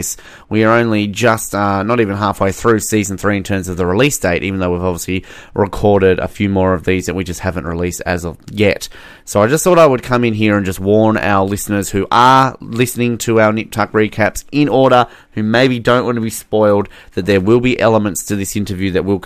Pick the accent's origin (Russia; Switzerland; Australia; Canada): Australia; I'm Australian